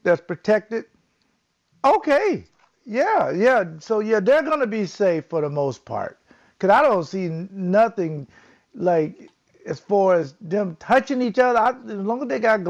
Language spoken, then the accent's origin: English; Jacksonville, Florida, United States; I grew up in Jacksonville, Florida